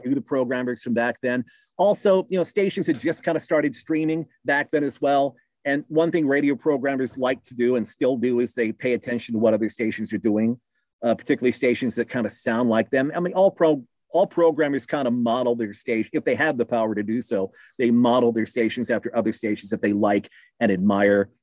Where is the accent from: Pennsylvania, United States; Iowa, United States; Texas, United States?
Iowa, United States; Keokuk; moved away as an adult; now in Southern Illinois, United States; Keokuk, Iowa, little town, southeast Iowa